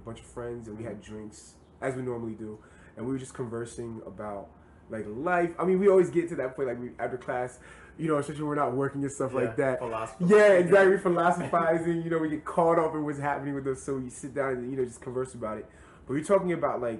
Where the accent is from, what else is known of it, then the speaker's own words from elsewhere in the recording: Pottstown, Pennsylvania, United States; moved away; my hometown of Pottstown, Pennsylvania.